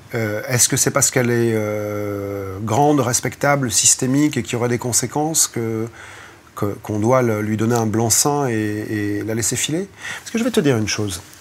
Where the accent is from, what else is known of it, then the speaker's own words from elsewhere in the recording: France; on est des Français